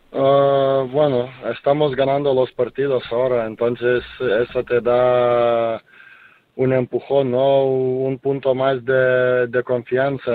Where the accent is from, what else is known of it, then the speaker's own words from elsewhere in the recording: Lithuania; now in Spain; en mi, eh, en mi país, en Kaunas